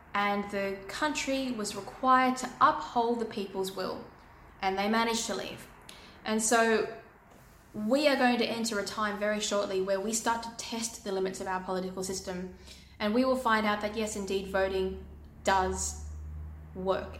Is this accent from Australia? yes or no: yes; Australia